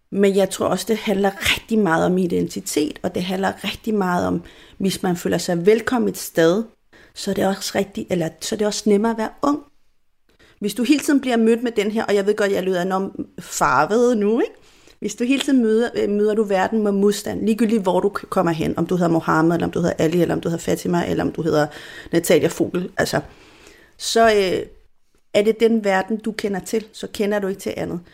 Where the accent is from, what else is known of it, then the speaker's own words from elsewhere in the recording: Chile; first language Spanish; Danish is a second language; now in Denmark; Jeg er jo chilener fuldt ud, fodblods på alle måder. Altså, jeg har chilensk pas, jeg bor bare i Danmark